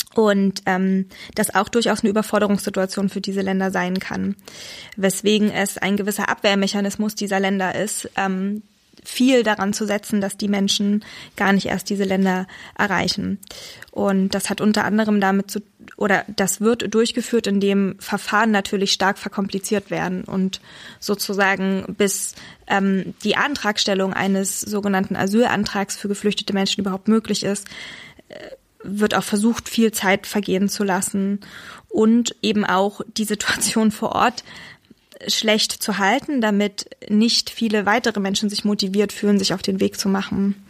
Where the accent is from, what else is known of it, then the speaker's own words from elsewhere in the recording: Saxony, Germany; Ich bin in, in Sachsen geboren und aufgewachsen